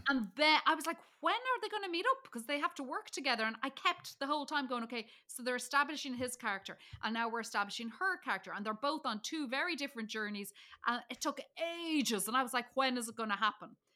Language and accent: English; Dublin, Leinster, Ireland; I'm from Dublin. There was Port Marnock Beach. There was Howth. I could see, um, Ireland's Eye. I could see the cliffs of Howth, like, all from where I come from. And so I was like, "Oh, look, there's my home."